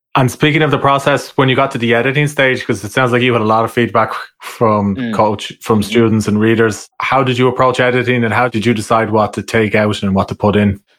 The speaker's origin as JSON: {"language": "English", "country": "Ireland", "accent": "Irish", "said": "my Irish accent"}